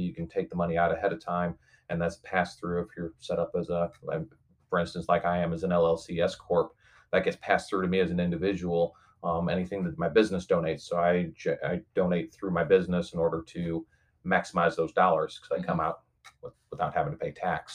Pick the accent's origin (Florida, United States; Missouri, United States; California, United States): Missouri, United States; St. Louis; now in Kansas City, United States; I was born and raised predominantly over in St. Louis